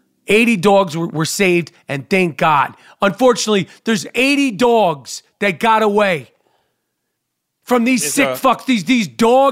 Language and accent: English; New York City, New York, United States; I'm from Manhattan. My mother's from Long Island